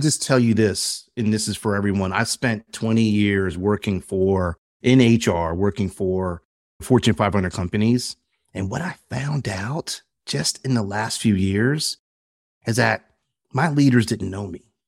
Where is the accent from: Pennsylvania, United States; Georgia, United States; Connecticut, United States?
Pennsylvania, United States; Philadelphia; a heterosexual black man growing up in Philadelphia with a very American mindset